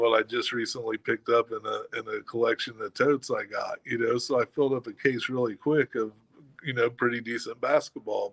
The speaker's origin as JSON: {"language": "English", "town": "Kokomo", "region": "Indiana", "country": "United States", "tie": "born or raised there", "said": "here in my hometown"}